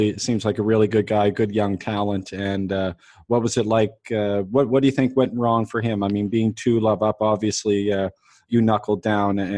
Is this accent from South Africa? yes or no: no; Canada; moved away; I'm Canadian myself